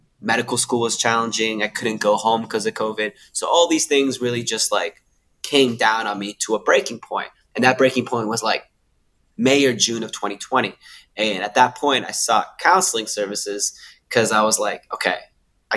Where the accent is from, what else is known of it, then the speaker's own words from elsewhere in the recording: Canada; now in Sydney, Australia; I live in Sydney, Australia now, but I'm originally from Canada.